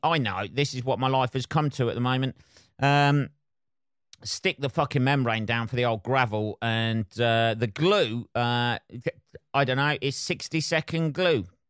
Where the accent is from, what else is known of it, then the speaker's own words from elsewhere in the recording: United Kingdom; I'm British